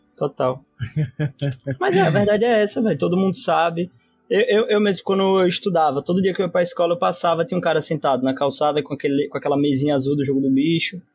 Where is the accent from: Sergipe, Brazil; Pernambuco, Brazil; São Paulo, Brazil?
Sergipe, Brazil; also born or lived in Rio de Janeiro; eu como sergipano